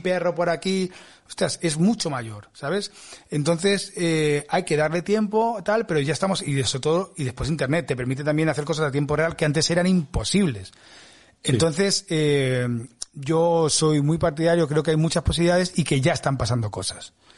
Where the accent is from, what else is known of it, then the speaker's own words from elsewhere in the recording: Spain; soy de España